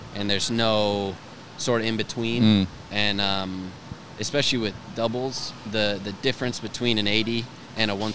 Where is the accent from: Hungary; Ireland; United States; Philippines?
United States; Texas; Pretty Texan